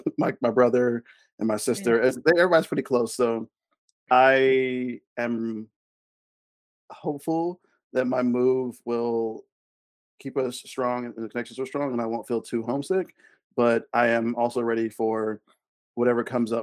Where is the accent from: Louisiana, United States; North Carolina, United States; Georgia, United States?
Georgia, United States; Atlanta; I've born and raised in Atlanta, never left.